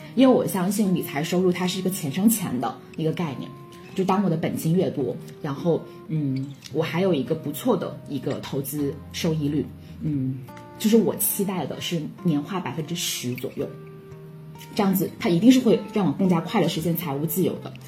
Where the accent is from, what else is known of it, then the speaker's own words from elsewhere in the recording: Guangdong, China; 我是广东人